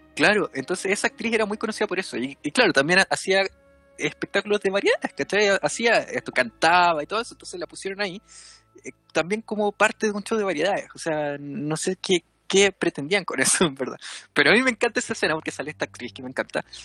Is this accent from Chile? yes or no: yes; Antofagasta, Chile; yo soy del norte de Chile, en Antofagasta